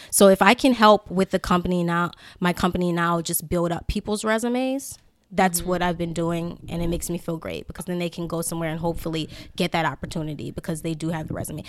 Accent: New Orleans, Louisiana, United States; I'm from New Orleans

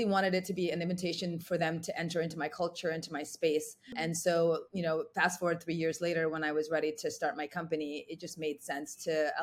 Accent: New York, United States; also born or lived in Ghana; I was born in Ghana and grew up in New York.

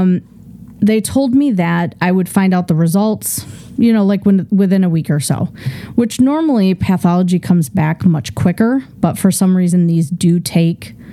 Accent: Midwest, United States; I grew up in the Midwest

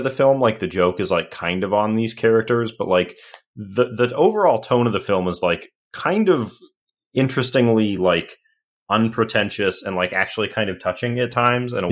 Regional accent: St. Cloud, Minnesota, United States; I grew up in St. Cloud, Minnesota

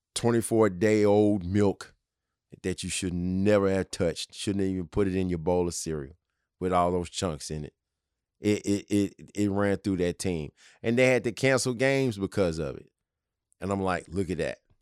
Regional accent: Tennessee, United States; my home state of Tennessee

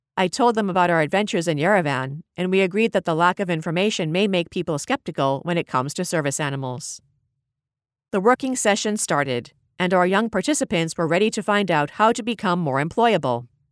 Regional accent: Abu Dhabi, United Arab Emirates; also born or lived in Dubai; growing up in Abu Dhabi

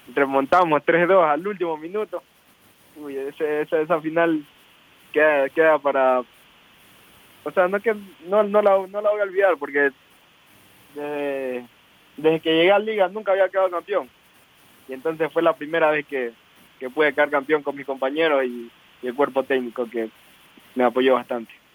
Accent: El Carmen, Manabí, Ecuador; yo nací en el Carmen Manaví.

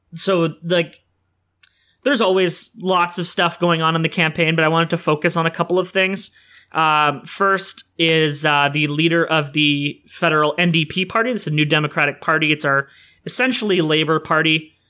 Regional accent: Sudbury, Ontario, Canada; now in Oshawa, Canada; my hometown of Sudbury

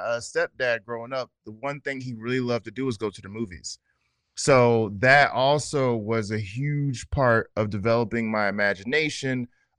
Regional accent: New Jersey, United States; also born or lived in Atlanta / Houston / Los Angeles / Oakland; now in Brooklyn, United States; Yeah, I'm originally from New Jersey, but New York is my home. It took me a long time to accept that. I've lived in several places, Atlanta, Houston, LA, Oakland.

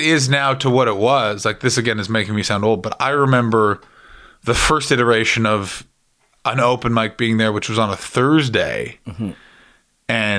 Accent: Toronto, Ontario, Canada; you say like, oh, I'm from Toronto, this is where Canada.

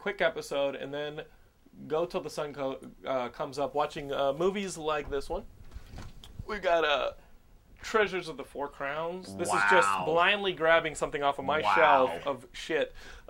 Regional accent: Texas, United States; You gotta remember, I'm a Texan, so sometimes I just blur through. I just fly through words.

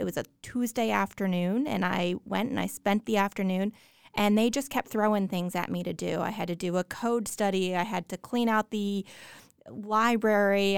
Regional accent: New Jersey, United States; I grew up in New Jersey

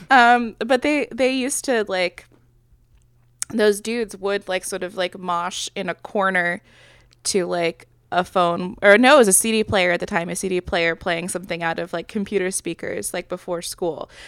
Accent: Midwest, United States; I'm from the Midwest

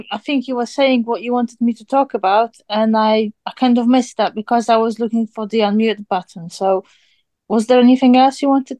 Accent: Poland; now in England, United Kingdom; I come from Poland, but I live in England.

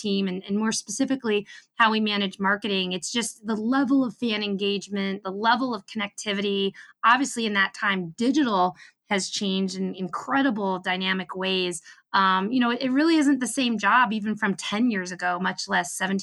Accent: Baltimore, Maryland, United States; I was also born in Baltimore.

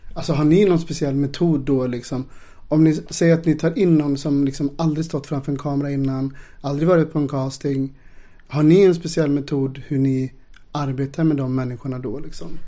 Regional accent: Ulricehamn, Västra Götaland, Sweden; moved away; då bodde jag i Ulricehamn där jag är uppvuxen

